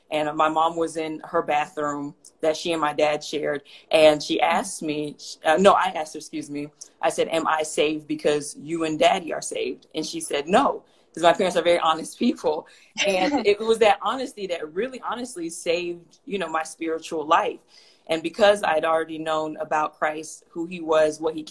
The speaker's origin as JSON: {"language": "English", "town": "Atlanta", "region": "Georgia", "country": "United States", "tie": "born or raised there", "also_born_or_lived": "Houston, Texas", "moved": "as an adult", "lives_now": "Phoenix, United States", "said": "I was originally born and raised in Atlanta, Georgia, spent most of my life there, and then I moved to Houston for law school"}